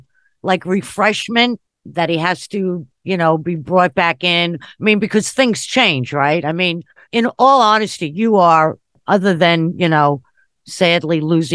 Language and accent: English; Long Island, New York, United States; I'm from Long Island.